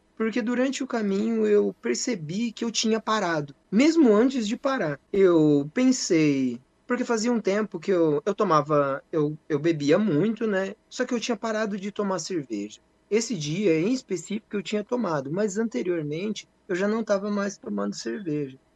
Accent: Bela Vista do Paraíso, Paraná, Brazil; sou nascido e criado aqui em Bela Vista, tenho, tenho na cidade de Bela Vista do Paraíso, Paraná

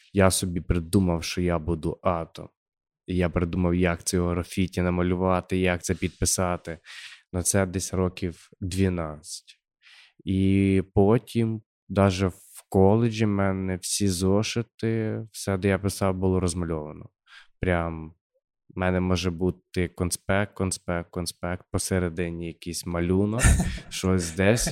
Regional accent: Khmelnytskyi Oblast, Ukraine; accent: surzhyk; А ми з Хмельницького. Ми говоримо з суржиком все життя. Жив в селі, народився в селі

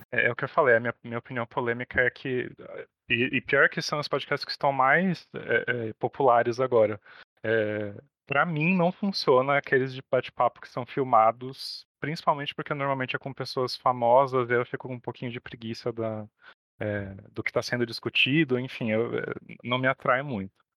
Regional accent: São Paulo, Brazil; nós dois somos de São Paulo

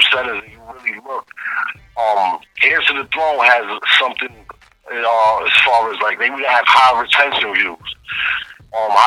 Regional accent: New York City, New York, United States; we based out of Bed-Stuy. That's where we from, you know what I'm saying? I grew up around Roosevelt Projects

